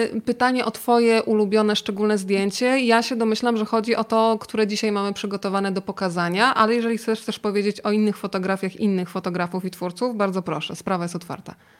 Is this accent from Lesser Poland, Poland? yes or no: no; Rzeszów, Subcarpathian Voivodeship, Poland; now in Warsaw, Poland; ja pochodzę z Rzeszowa